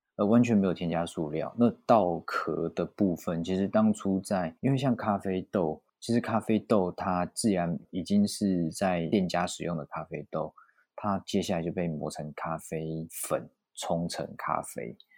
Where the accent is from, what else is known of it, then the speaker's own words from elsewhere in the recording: Taiwan; 毕竟我出生在台湾，求学、工作，我也从来没有出国念过书